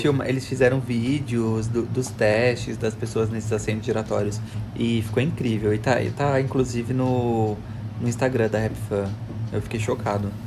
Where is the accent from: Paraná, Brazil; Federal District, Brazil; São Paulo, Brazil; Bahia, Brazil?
São Paulo, Brazil; Osasco; moved away as an adult; Osasco minha cidade natal